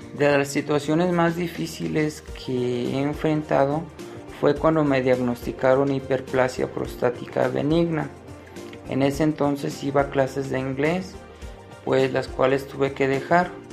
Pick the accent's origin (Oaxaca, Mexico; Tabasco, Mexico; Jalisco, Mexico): Jalisco, Mexico; Guadalajara; soy de Guadalajara, Jalisco, México